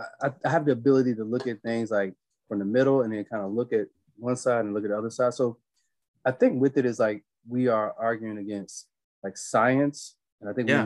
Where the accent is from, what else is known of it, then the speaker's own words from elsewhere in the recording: Virginia, United States; I was born in Virginia. I live close to Virginia.